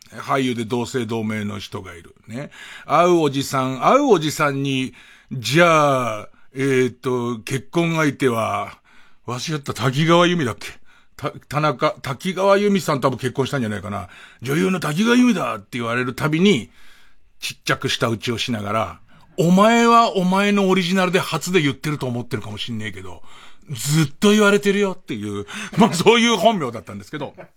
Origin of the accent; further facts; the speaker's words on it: Tokyo, Japan; 僕が田端の方 住んでて